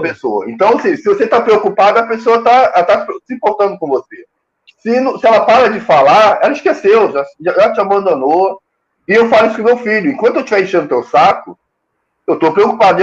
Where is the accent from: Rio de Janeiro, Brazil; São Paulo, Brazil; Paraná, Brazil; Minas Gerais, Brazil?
Rio de Janeiro, Brazil; eu sou carioca